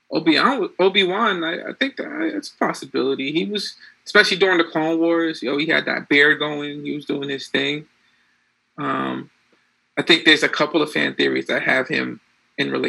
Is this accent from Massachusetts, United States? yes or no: yes; Boston, Massachusetts, United States; I'm a Bostonian.